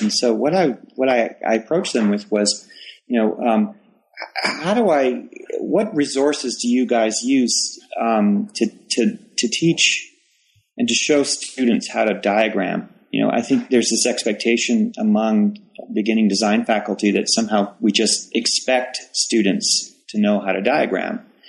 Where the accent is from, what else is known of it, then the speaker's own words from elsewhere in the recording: Toronto, Ontario, Canada; moved away as an adult; also born or lived in Waterloo, Canada / Ames, Iowa, United States; now in Charlotte, United States; I'm originally from Toronto